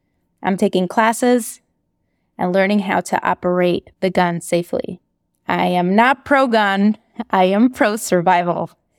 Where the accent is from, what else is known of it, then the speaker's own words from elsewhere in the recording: Moscow, Russia; growing up in Moscow, learning and knowing about the Americans rallying for Russian Jews